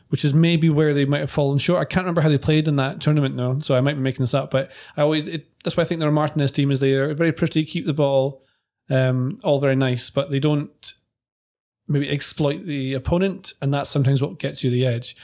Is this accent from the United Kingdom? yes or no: yes; Scotland, United Kingdom; when I grew up playing football in Scotland